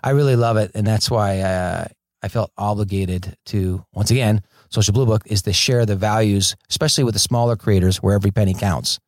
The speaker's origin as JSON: {"language": "English", "town": "Fort Lauderdale", "region": "Florida", "country": "United States", "tie": "born or raised there", "also_born_or_lived": "Orlando, Florida", "moved": "as an adult", "lives_now": "Los Angeles, United States", "said": "I grew up in Fort Lauderdale, Florida, and went to film school in Orlando"}